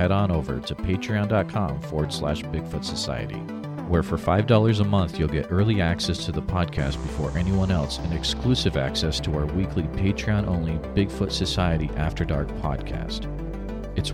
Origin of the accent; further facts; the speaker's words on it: Western Massachusetts, United States; I grew up in Western Mass.